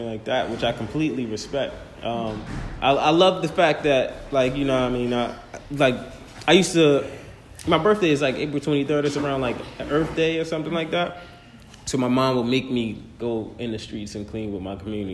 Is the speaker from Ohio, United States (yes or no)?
no; Baltimore, Maryland, United States; moved away; I'm from Baltimore City. I'm from the west side of Baltimore